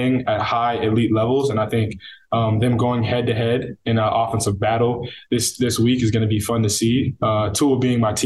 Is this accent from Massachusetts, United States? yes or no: no; Northern California, United States; also born or lived in Coquitlam, British Columbia, Canada; now in Miami, United States; Grew up there until I was about 8, and then moved to NorCal, where I spent my adolescence